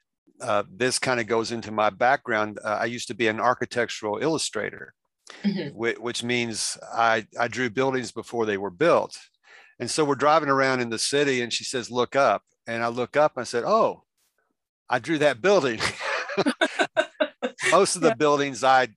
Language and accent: English; Indiana, United States; accent: Southern; I'm from Indiana, born in, raised here my whole life, actually grew up 3 miles from here